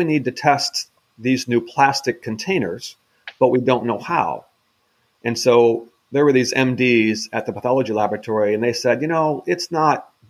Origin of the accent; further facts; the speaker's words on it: Midwest, United States; moved away; I'm originally from the Midwest